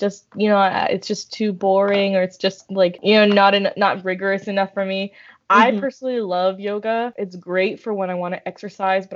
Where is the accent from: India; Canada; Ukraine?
India; we're Indian